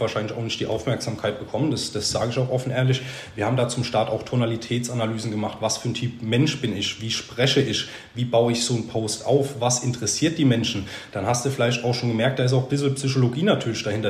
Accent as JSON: {"language": "German", "town": "Sandhausen", "region": "Baden-Württemberg", "country": "Germany", "tie": "born or raised there", "said": "Ich bin in Sandhausen aufgewachsen"}